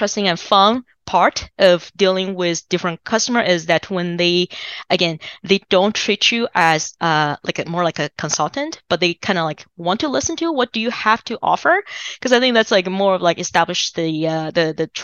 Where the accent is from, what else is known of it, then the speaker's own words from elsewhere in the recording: China; English is a second language; now in United States; so I'm originally from China